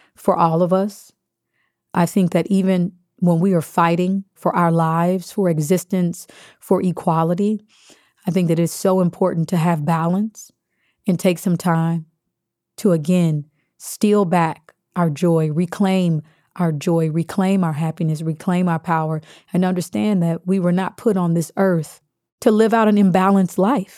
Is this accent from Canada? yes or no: no; Kansas, United States; being Baptist, growing up in Kansas